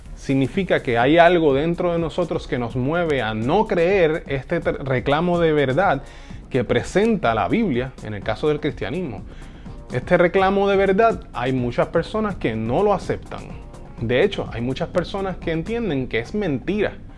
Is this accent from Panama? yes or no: no; Puerto Rico; en mi casa, cuando yo era adolescente, eh, en, eh, aquí en Puerto Rico, yo soy de Puerto Rico